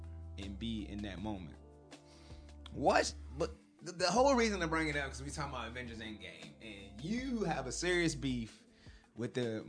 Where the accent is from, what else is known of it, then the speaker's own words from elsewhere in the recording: United States; I come from United States of America, the U.S.